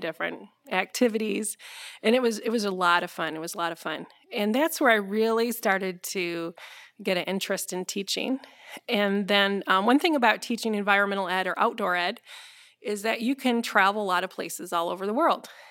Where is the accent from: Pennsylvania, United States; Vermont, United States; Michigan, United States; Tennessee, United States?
Michigan, United States; Grandville; also born or lived in Hawaii / Colorado; now in Holland, United States; I'm actually from Granville